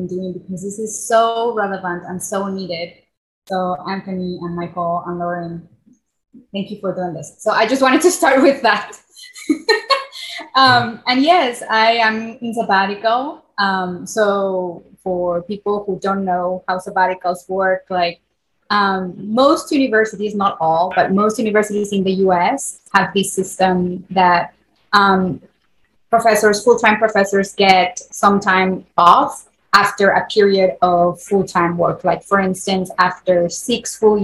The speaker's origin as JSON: {"language": "English", "region": "Puebla", "country": "Mexico", "tie": "born or raised there", "first_language": "Spanish", "second_language": "English", "moved": "as an adult", "lives_now": "United States"}